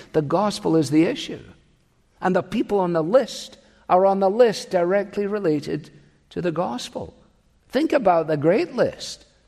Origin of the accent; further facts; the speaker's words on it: Scotland, United Kingdom; I grew up with them in Scotland